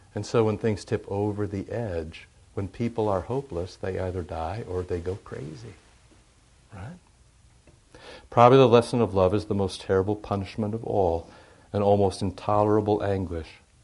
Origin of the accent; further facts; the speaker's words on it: Iowa, United States; moved away as an adult; also born or lived in St. Louis; how impoverished I am growing up in Iowa